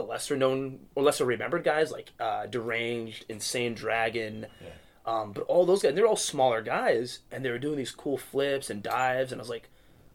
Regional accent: Tacoma, Washington, United States; born or raised there; also born or lived in Chicago, Illinois

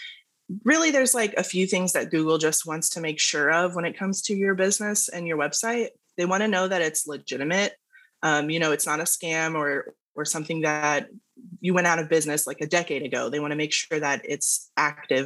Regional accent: Dallas, Texas, United States; I'm in Dallas, Texas, born and raised

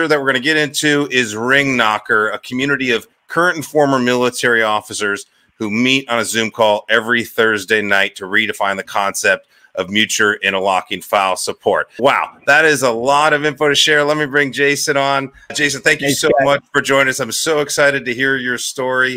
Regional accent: Northeast Ohio, United States; I'm from Ohio. I'm from Northeast Ohio, Amish country

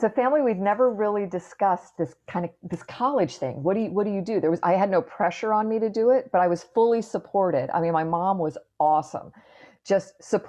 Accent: Clearwater, Florida, United States; I grew up in Clearwater, Florida, which is just up the road from where I am right now.

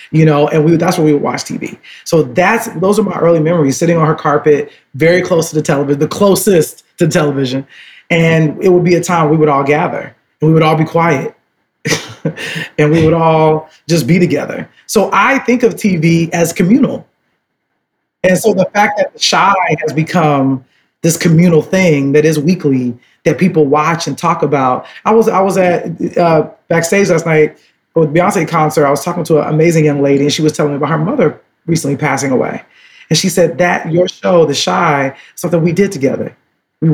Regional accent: Chicago, Illinois, United States; I'm from Chicago because my grandmother left the South

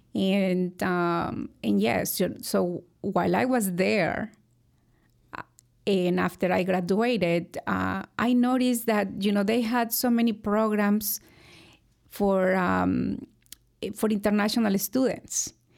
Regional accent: Hidalgo, Mexico; moved away as an adult; also born or lived in Monterrey, Mexico; now in United States; I grew up in a very small town in Mexico, in the state of, uh, Hidalgo

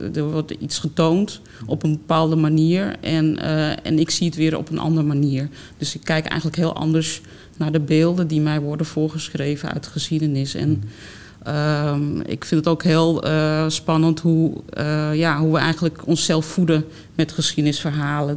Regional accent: Amsterdam, North Holland, Netherlands; ik ben geboren toch Amsterdammer eigenlijk. En, eh, en dan groei je als kind al op met, uh, met musea bezoeken

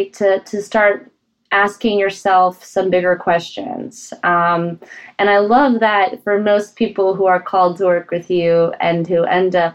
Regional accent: Colorado, United States; as a kid growing up in Colorado with parents who were from, like, mountainous areas and former Czechoslovakia

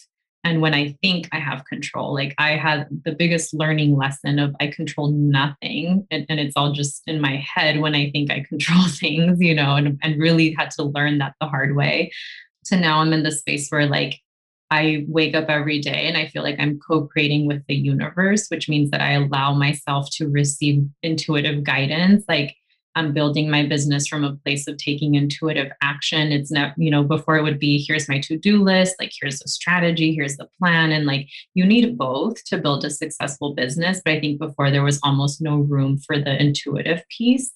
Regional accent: California, United States; I consider myself Mexican, even though I was born in the US.

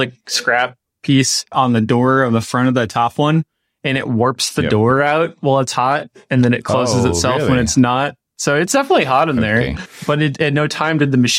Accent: Midwest, United States; being a Midwesterner in the United States

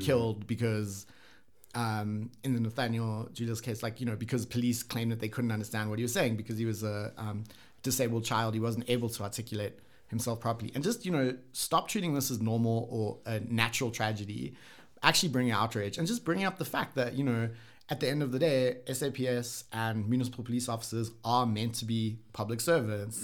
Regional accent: South Africa; also born or lived in Japan / Sweden; as a South African, when I was, like, you know, grew up here, kinda lived here

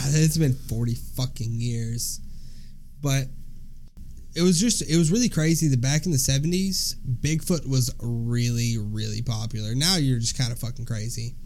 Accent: Alabama, United States; we're from Alabama. We are from the deep South Bible Belt.

